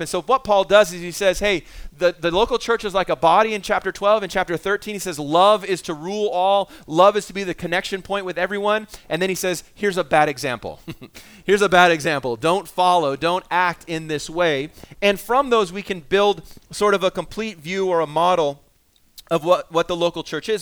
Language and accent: English; Vancouver, British Columbia, Canada; I grew up in East